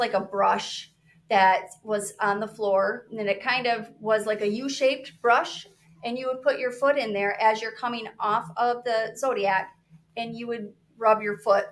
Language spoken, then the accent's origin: English; Michigan, United States; I'm from Michigan